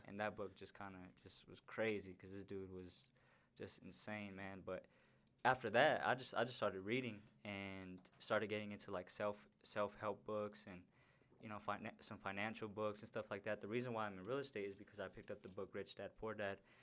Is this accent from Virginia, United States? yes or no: no; Denver, Colorado, United States; And that's pretty much where I grew up, man. I went to school there, met all my friends there, and, um, grew up in South